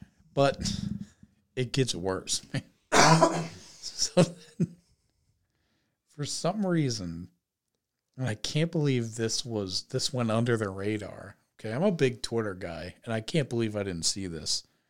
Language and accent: English; suburb of Cleveland, Ohio, United States; moved away; he played a concert at my suburb of Cleveland high school, like, gym.